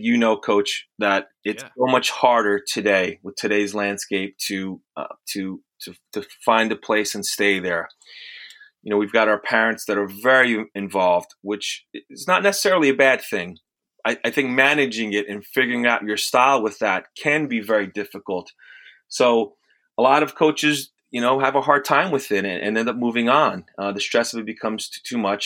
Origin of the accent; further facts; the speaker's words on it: the suburbs of New York, United States; also born or lived in Italy / Bronx, New York; I was born in Italy, came here when I was a couple years old, started in the Bronx. And then from there, we moved to the suburbs